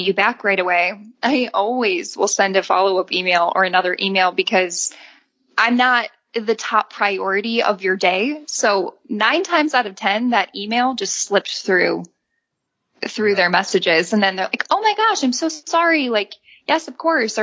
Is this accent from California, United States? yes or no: no; Illinois, United States; moved away as an adult; also born or lived in Indiana / Utah; I'm actually from Illinois. So born and raised in the Midwest